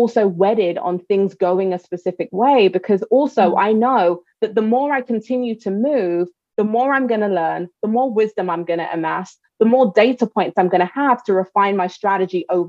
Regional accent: South Africa; now in New York, United States; I'm South African. I'd love to go back to South Africa

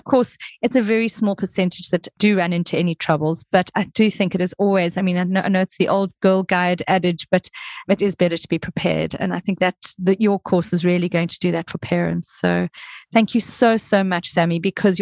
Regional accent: South Africa; moved away; I'm from South Africa originally

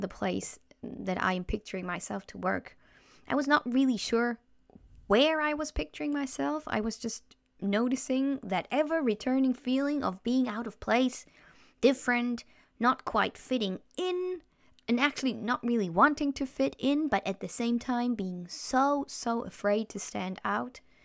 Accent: Germany; first language German; English is a second language; moved away as an adult; also born or lived in Chile; I felt growing up in Germany

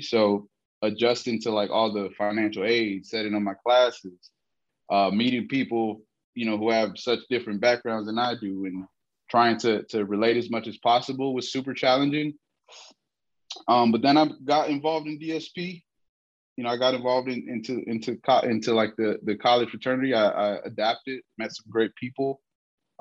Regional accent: Detroit, Michigan, United States; moved away; also born or lived in Mexico; I spent most of my childhood in Detroit

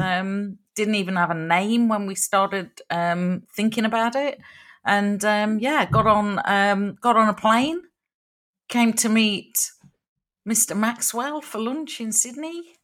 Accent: Long Eaton, East Midlands, United Kingdom; Long Eaton, my home town

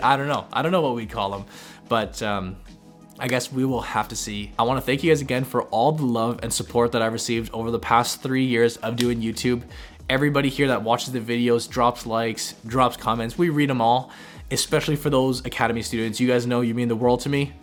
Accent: Canada; us as Canadian investors

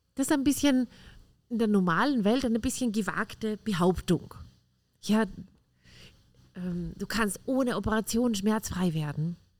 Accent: Austria; Bei uns in Österreich heißt das Kindergartentante

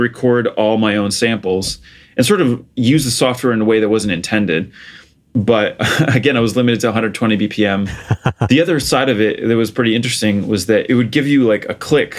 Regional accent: Portugal; I grew up in Portugal. So I was born and raised there.

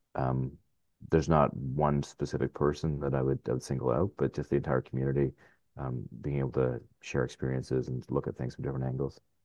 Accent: Ottawa, Ontario, Canada; also born or lived in Arnprior, Ontario / California; I'm from Ottawa. Uh, originally from Arm Ferrari, which is just, uh, west of here, but yeah, I'm, uh, I'm an Ottawa guy

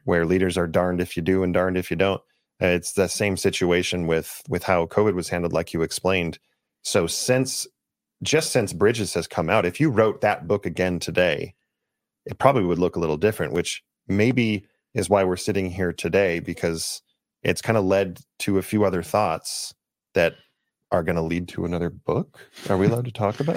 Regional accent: Los Angeles, California, United States; I grew up in Los Angeles area

